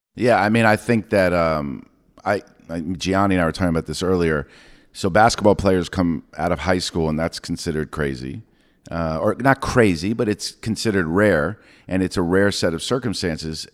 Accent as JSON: {"language": "English", "region": "New York", "country": "United States", "said": "I'm from New York"}